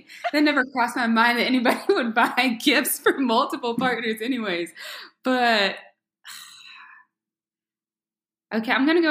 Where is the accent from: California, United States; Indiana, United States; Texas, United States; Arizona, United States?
Texas, United States; Houston; I'm 28. I am from Houston, Texas.